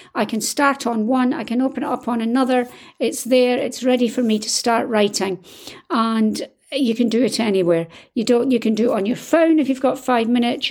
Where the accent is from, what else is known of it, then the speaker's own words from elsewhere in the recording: Scotland, United Kingdom; I'm Scottish